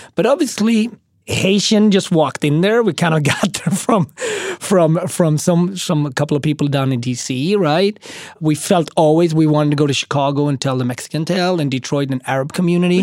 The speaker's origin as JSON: {"language": "English", "country": "Sweden", "tie": "born or raised there", "also_born_or_lived": "Ethiopia / Switzerland / Austria / Japan", "moved": "as an adult", "lives_now": "New York City, United States", "said": "I grew up in Sweden, and then I lived for two years in Switzerland"}